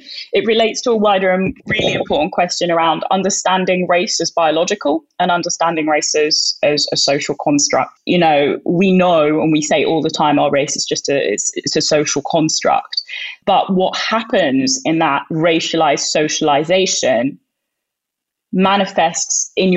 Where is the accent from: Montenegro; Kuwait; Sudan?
Sudan; now in United Kingdom; I'm Northeast African. I'm from Sudan